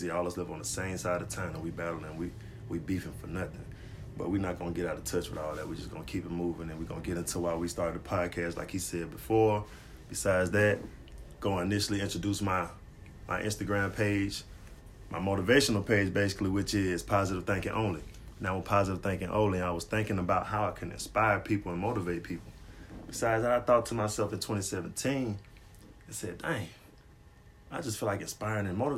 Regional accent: Griffin, Georgia, United States; Well, I'm from Griffin.

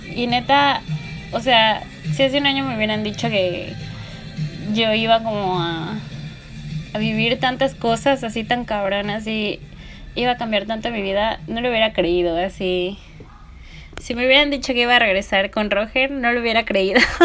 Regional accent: Puebla, Mexico; moved away as an adult; now in Mérida, Mexico; yo me fui de Puebla porque toda mi vida vivía allí, así desde chiquita

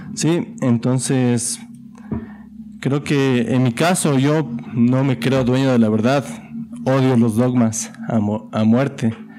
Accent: Ecuador; como ecuatoriano

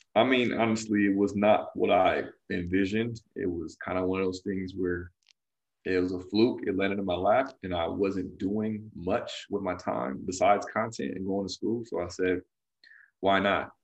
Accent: California, United States; I'm from California

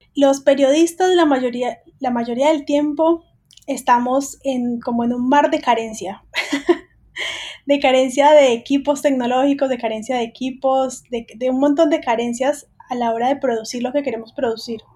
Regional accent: Colombia; now in Buenos Aires, Argentina; Yo soy colombiana

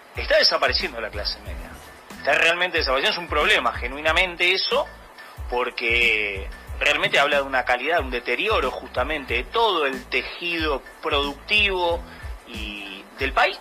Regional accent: Argentina

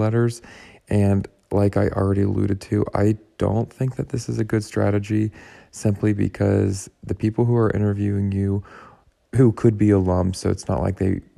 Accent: Pittsburgh, Pennsylvania, United States; I'm from Pittsburgh

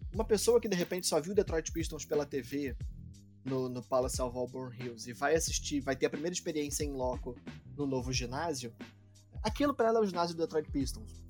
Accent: Brazil; como brasileiro

